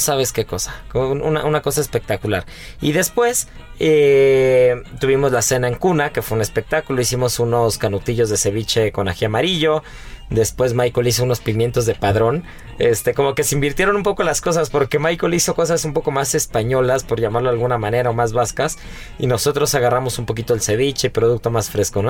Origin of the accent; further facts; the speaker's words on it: Mexico; nosotros como mexicanos